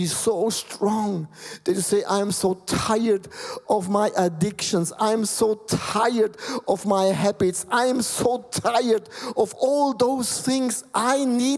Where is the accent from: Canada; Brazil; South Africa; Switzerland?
Switzerland; English is a second language; My English is, you can hear, I'm from Switzerland.